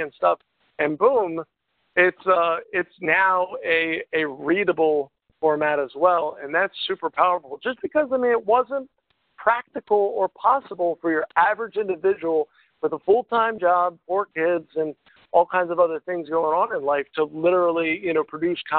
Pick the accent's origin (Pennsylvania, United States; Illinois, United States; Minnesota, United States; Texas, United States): Pennsylvania, United States; York; I'm from York, Pennsylvania, all the way down here across the U.S.